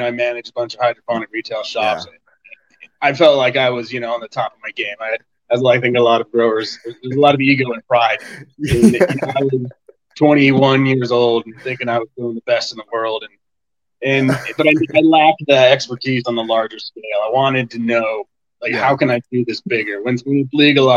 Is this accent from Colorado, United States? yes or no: yes; Colorado, United States; also born or lived in Tucson, Arizona; I was born and raised in Colorado